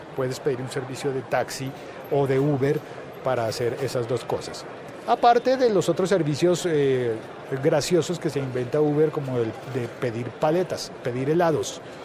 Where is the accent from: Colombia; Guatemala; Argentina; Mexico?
Colombia